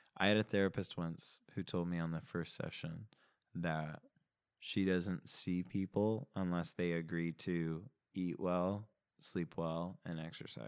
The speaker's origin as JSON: {"language": "English", "town": "Simi Valley", "region": "California", "country": "United States", "tie": "born or raised there", "said": "I grew up in Simi Valley, California, which is a suburb of Los Angeles"}